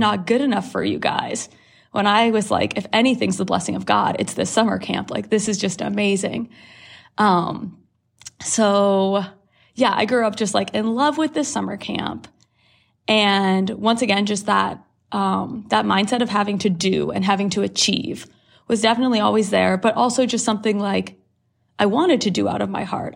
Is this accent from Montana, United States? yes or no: no; Worthington, Ohio, United States; born or raised there; also born or lived in Canada